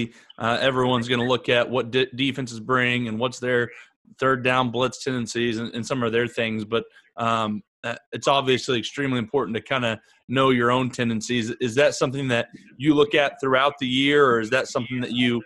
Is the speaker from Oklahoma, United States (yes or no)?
yes; Oklahoma, United States; speaking from Oklahoma